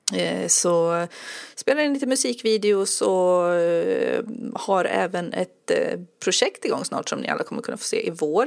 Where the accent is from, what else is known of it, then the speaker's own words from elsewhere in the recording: Enköping, Uppsala County, Sweden; also born or lived in Västmanland / Södermanland; now in Eskilstuna, Sweden; Jag mm. föddes i Uppland och utanför Enköping och sen har jag bott i Västmanland en massa år och nu mm. bor jag i Södermanland